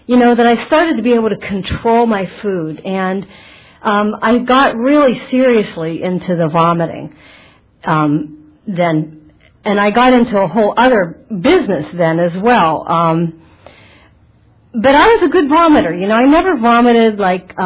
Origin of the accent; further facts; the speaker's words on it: Butler, Pennsylvania, United States; moved away as an adult; also born or lived in Manhattan Beach, California; now in California, United States; my hometown, Butler, Pennsylvania